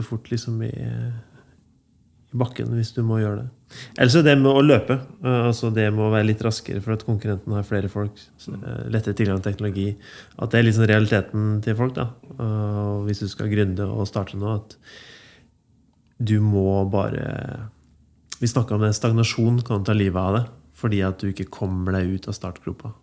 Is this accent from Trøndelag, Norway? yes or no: yes; Ytterøya, Trøndelag, Norway; Jeg kommer fra Ytterøya, og det er masse vann